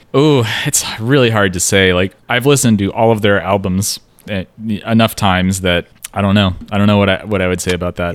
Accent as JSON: {"language": "English", "region": "Pacific Northwest", "country": "United States", "tie": "born or raised there", "said": "a white guy who grew up in the Pacific Northwest."}